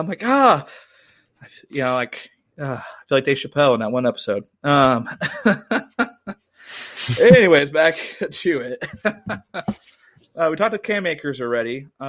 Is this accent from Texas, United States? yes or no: no; Missouri, United States; I'm from Missouri.